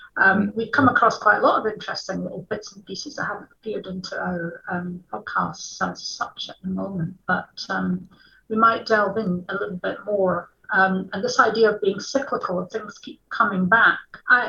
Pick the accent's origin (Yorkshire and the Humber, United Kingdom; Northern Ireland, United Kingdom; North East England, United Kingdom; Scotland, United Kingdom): Scotland, United Kingdom; Edinburgh; particularly we're from Edinburgh, so you turn every corner and there's something else to fascinate you.